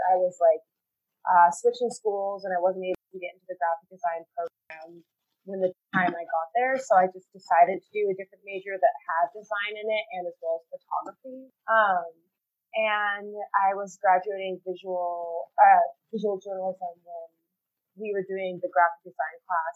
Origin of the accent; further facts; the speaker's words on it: Mercer Island, Washington, United States; now in Denver, United States; we grew up on Mercer Island